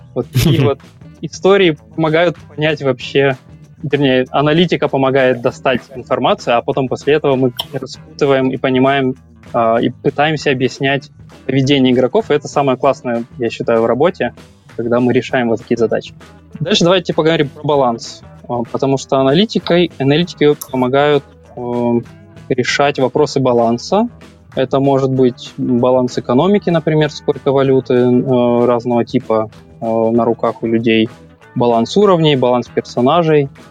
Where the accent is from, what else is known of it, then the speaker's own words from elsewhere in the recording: Kyiv, Ukraine; moved away as an adult; now in Denmark; я из Киева, 15 лет работал в IT